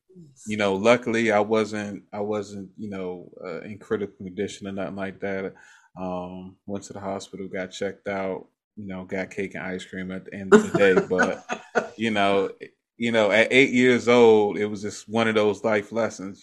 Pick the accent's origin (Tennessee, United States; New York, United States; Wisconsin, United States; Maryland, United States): Maryland, United States; I grew up in Maryland